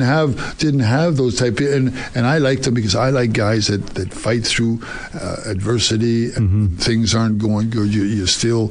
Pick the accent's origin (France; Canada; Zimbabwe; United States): Canada; Alberta; I'm from Alberta